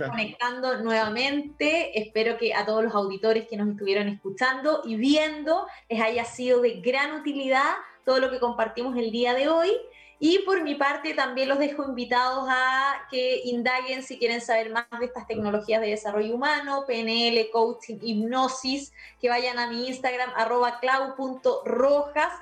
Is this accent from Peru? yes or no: no; Chile; soy chilena y conozco esta sociedad